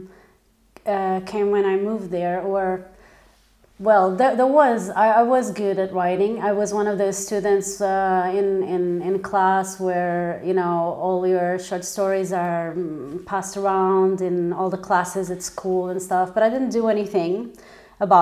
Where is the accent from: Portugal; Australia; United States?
Portugal; moved away as an adult; also born or lived in London / Milan; I was born in London. I've got an Italian mother, a Portuguese father. We came back to Portugal. I was probably 1 month old. And then I lived here until I was about 18